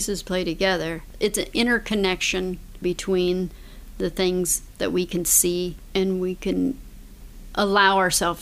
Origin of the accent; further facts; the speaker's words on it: Colorado, United States; moved away; I'm originally from Colorado